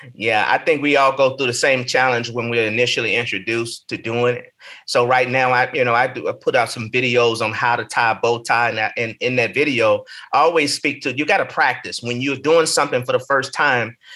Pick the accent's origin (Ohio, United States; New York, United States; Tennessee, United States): Tennessee, United States; Nashville; moved away as an adult; also born or lived in Martin, Tennessee / Chicago, Illinois / Des Moines; now in Atlanta, United States; I grew up in Nashville, Tennessee